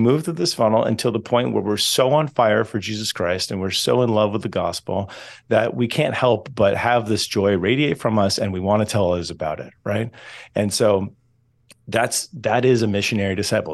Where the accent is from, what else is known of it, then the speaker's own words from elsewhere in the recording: Southern California, United States; I'm originally from Southern California, so the west, but not the northwest